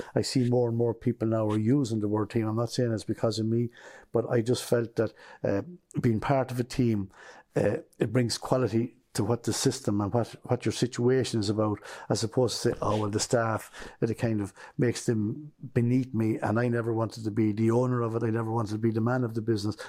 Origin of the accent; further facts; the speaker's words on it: Kilbeggan, Leinster, Ireland; moved away as an adult; also born or lived in Portlaoise; now in Clonakilty, Ireland; I grew up in Westmead and Kilbeggan was part of a family of nine.